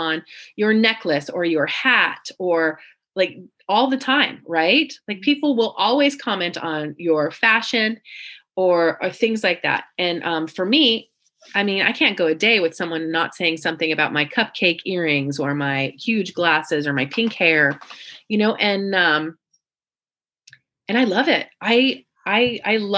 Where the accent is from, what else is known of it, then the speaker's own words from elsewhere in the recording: Central California, United States; moved away as an adult; now in San Diego, United States; I was born in Central California, so about 5 hours away in the mountains